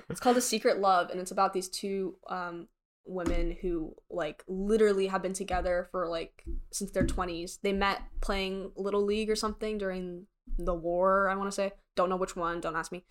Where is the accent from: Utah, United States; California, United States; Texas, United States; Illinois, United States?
Texas, United States; Frisco; I grew up in Frisco